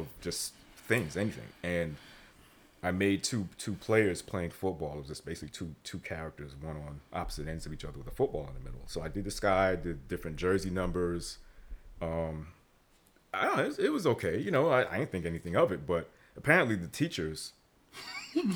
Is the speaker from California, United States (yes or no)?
no; New York City, New York, United States; born and raised in Brooklyn, New York